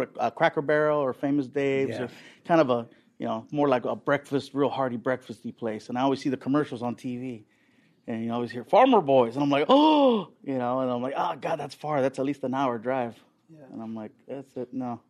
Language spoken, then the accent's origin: English; Long Beach, California, United States; also born or lived in San Diego; I was born in San Diego, grew up in Long Beach, and, you know, I still live there.